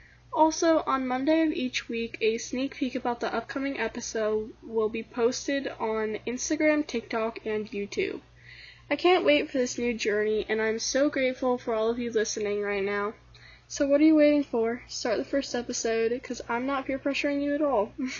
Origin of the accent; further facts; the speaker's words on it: United States; I'm …, your host, and I'm an American teenage girl with, you guessed it, thoughts.